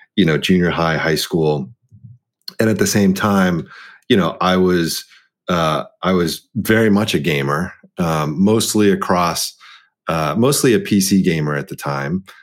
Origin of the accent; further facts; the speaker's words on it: Dallas, Texas, United States; being the the eldest child of an immigrant um, set of parents and growing up in Dallas, Texas